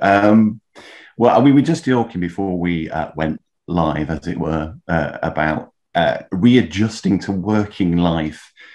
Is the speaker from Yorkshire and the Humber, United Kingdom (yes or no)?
yes; Leeds, Yorkshire and the Humber, United Kingdom; moved away as an adult; now in London, United Kingdom; I grew up in Leeds, by the way, moved down to London